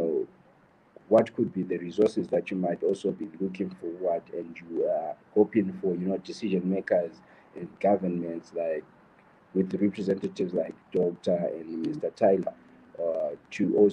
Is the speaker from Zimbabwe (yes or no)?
yes; Zimbabwe; I'm also from Zimbabwe